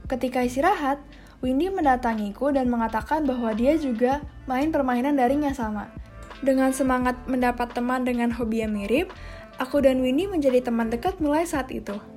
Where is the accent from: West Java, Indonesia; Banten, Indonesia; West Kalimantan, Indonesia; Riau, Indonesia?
Banten, Indonesia; Serpong; also born or lived in Jakarta; anak ketiga dari empat bersaudara. Pada tanggal 2 September 2003, aku lahir di Jakarta Selatan. Kemudian, Aku tinggal di Kelapa Gading, Jakarta Utara sampai berumur 3 tahun sebelum pindah ke BSD, Serpong, Tangerang Selatan.